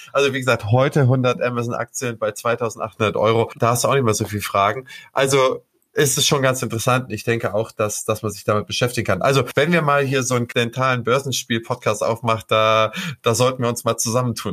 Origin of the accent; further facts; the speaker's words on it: Schleswig-Holstein, Germany; ich bin hier als Holsteiner